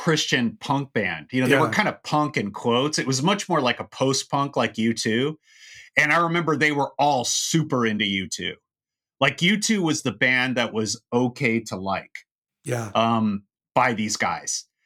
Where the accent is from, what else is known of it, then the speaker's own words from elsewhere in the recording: Orange County, California, United States; where I grew up in Orange County